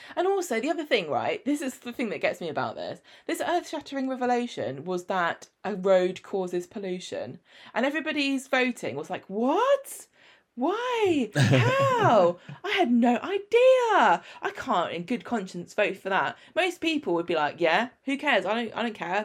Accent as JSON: {"language": "English", "region": "England", "country": "United Kingdom", "said": "I'm English"}